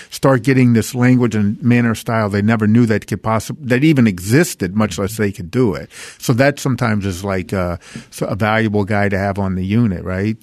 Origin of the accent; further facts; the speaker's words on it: New Orleans, Louisiana, United States; I'm from New Orleans